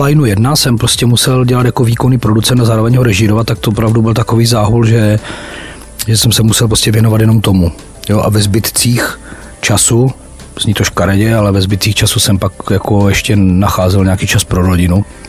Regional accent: Ostrava, Moravian-Silesian Region, Czechia; also born or lived in Havířov; narodil jsem se v Havířově, ale vlastně už po do roka mě rodiče jak si odsunuli do Ostravy

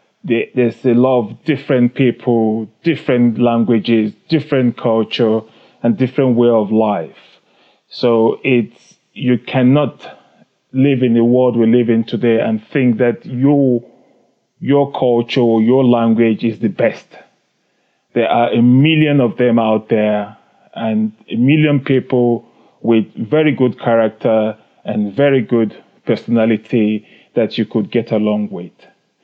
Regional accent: Nigeria; also born or lived in United Kingdom; now in South Africa; I was born in Nigeria. I grew up partly in Nigeria and a part of it I grew up in the UK.

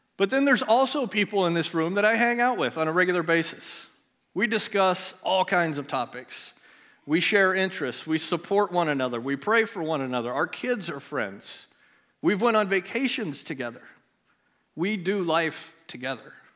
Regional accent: Melcher, Iowa, United States; We both grew up in Melcher together

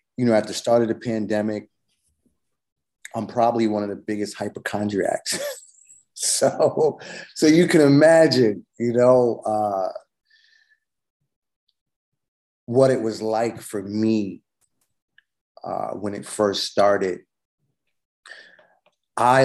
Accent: New York City, New York, United States; also born or lived in Manhattan, New York; from Queens, but I live in Manhattan now.

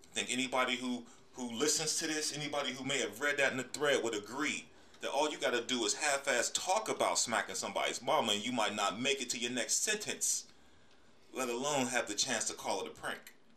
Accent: Pittsburgh, Pennsylvania, United States; moved away as an adult; also born or lived in Atlanta, Georgia; was born and raised in Pittsburgh, Pennsylvania

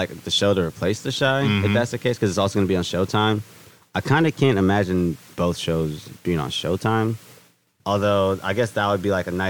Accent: Inglewood, California, United States; I grew up in Inglewood.

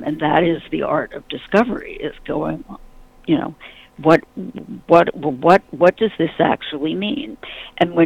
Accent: New York, United States; I'm a New Yorker.

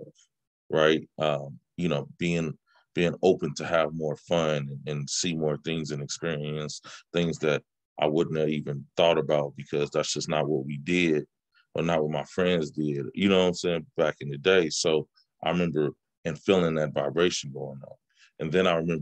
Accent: Bay Area, California, United States; also born or lived in Richmond, California / Oakland, California; I'm from the Bay Area, and I bounced between it's a small city called Richmond and a city that's east of San Francisco called Oakland

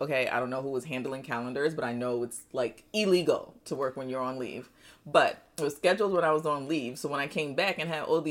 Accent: New York, United States; moved away as an adult; also born or lived in Nigeria / Nashville; now in Texas, United States; although born in Nigeria, I grew up in New York

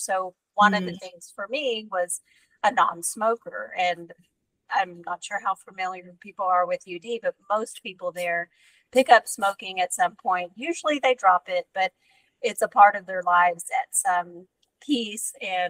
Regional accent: Texas, United States; I'm a Texan

